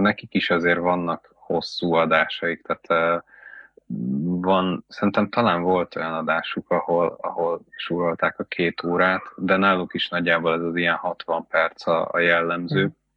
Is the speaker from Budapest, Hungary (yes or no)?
no; Veszprém, Veszprém County, Hungary; nem tagadjuk, hogy mi Veszprémiek vagyunk